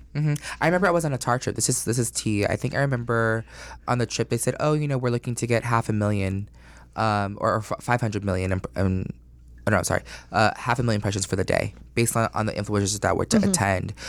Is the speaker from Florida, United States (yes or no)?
yes; Orlando, Florida, United States; also born or lived in Astoria, Queens, New York; I was born in New York and then I grew up in Orlando and I started in first grade